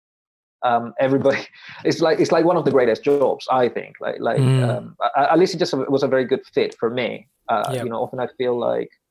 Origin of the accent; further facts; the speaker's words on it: Paraguay; moved away; I would say, from Paraguay